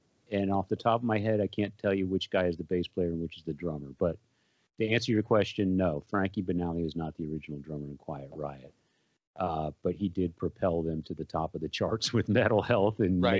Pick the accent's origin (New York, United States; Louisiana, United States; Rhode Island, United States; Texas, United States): Texas, United States; San Antonio; growing up in San Antonio like I did.